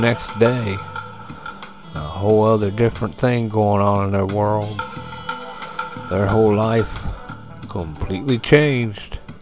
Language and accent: English; United States; as an American